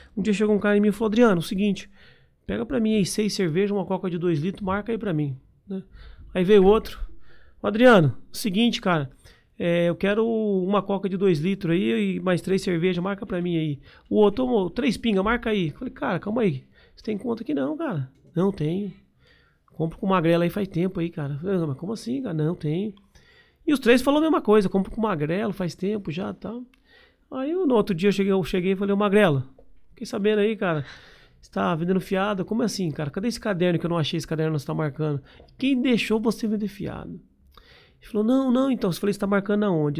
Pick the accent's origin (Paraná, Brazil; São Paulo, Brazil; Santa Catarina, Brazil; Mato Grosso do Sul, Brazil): Paraná, Brazil; Londrina; also born or lived in Biporã; Eu nasci em Biporã, aqui do lado, aqui de Londrina. aqui. Vim para Londrina, tinha 7 anos de idade